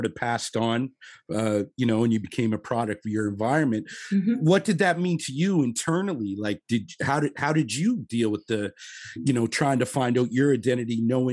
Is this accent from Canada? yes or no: yes; Halifax, Nova Scotia, Canada; now in Toronto, Canada; we're both in Toronto now, but we grew up in Nova Scotia, Halifax